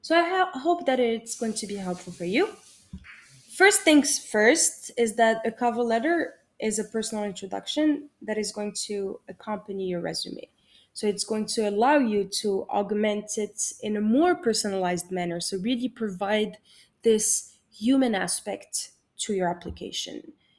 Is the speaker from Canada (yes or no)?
no; Morocco; English is a second language; moved away